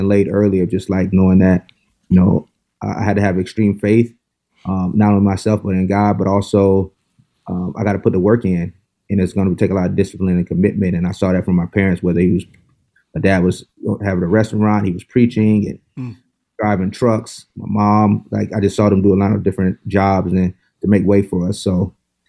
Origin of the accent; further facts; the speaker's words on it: Mulberry, Florida, United States; moved away as an adult; also born or lived in Baltimore / Berkeley, California; Hometown, Mulberry, Florida, 3,000 people. Right in the central Florida, right between Tampa and Orlando.